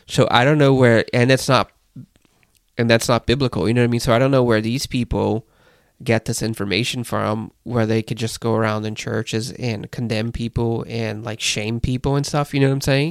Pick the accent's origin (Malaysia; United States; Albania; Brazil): Brazil; moved away; growing up in Brazil, you'd see the prophets